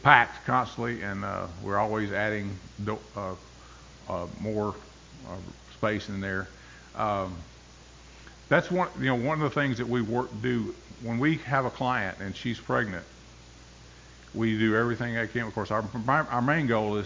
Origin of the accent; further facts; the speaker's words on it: Bolivar, Tennessee, United States; also born or lived in New England; It's a place called Bolivar, below Jackson, Tennessee.